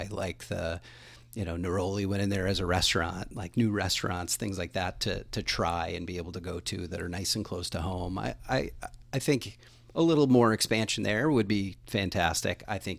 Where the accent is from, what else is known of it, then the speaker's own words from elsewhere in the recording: New Hampshire, United States; I actually grew up all over the state of New Hampshire. So I moved a bunch of times as a kid